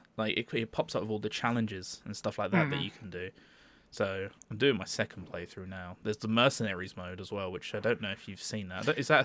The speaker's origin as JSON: {"language": "English", "country": "United States", "said": "I'm from America."}